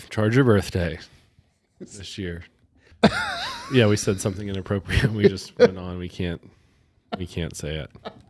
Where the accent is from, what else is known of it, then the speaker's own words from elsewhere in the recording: United States; We're American.